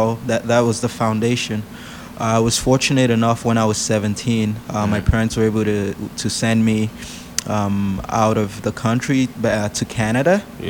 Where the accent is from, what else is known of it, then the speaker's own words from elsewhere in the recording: Nigeria; moved away; I was born in Nigeria